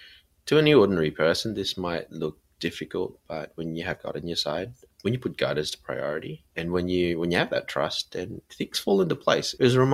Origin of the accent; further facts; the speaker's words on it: Sydney, New South Wales, Australia; Christine growing up in New Jersey and me in Sydney, half a world apart